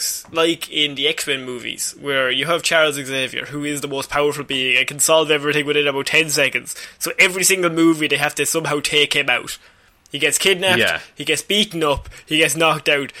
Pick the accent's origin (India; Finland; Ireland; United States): Ireland; As Irish people